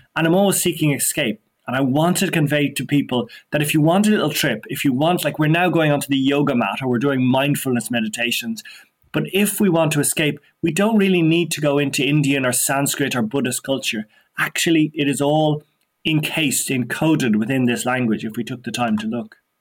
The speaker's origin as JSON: {"language": "English", "town": "Dublin", "region": "Leinster", "country": "Ireland", "tie": "born or raised there", "also_born_or_lived": "West Kerry", "said": "I was born and brought up in Donnybrook, in Dublin, the heart of Dublin"}